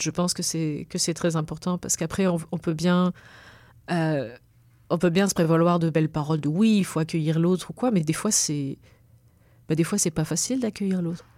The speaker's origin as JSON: {"language": "French", "country": "Réunion", "tie": "born or raised there", "moved": "yes", "said": "moi j'ai quand même choisi de partir, mais mon, cordon il reste là-bas"}